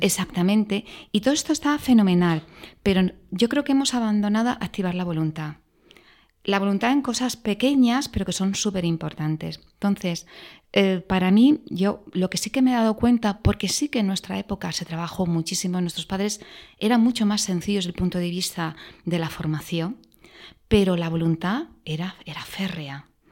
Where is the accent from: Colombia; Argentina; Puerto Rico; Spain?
Spain; a small town near Granada, Andalusia; moved away; also born or lived in Madrid; mi padre era de Madrid, em, yo soy andaluza por la parte de mi madre